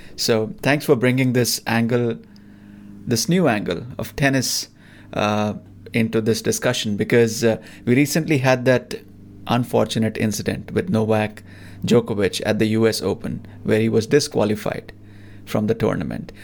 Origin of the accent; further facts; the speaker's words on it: India; growing up in India